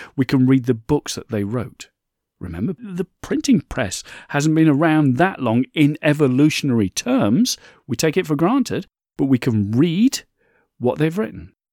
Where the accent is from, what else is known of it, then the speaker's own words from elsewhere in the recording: United Kingdom; my home country of the U K